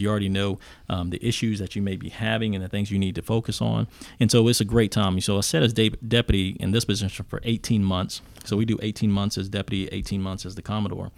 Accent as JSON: {"language": "English", "town": "Mount Airy", "region": "North Carolina", "country": "United States", "tie": "born or raised there", "moved": "yes", "said": "I grew up in a very small town in, uh, Mount Airy, North Carolina."}